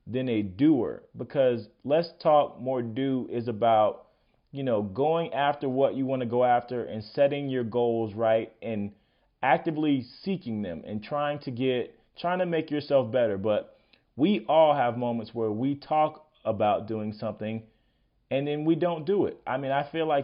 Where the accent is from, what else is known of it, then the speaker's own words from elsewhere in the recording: Florida, United States; I was a kick returner in high school, and I'm from Florida